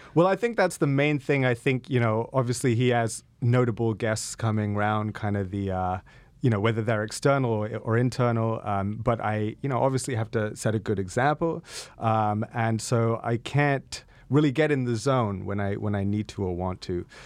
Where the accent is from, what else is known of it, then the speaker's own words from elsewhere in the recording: United Kingdom; I am British